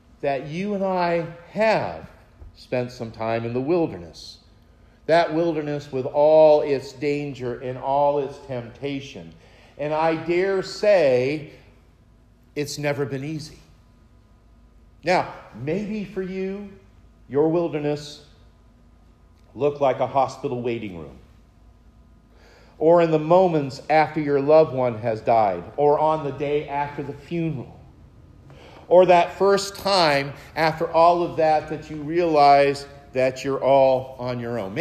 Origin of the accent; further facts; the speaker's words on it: Maine, United States; Mount Katahdin outside my hometown in Maine